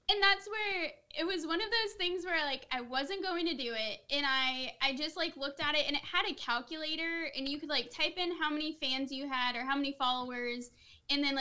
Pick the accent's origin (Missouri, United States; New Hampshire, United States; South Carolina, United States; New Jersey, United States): Missouri, United States; also born or lived in Tennessee; I was born in Tennessee. Okay. But then I have lived in Missouri my whole life.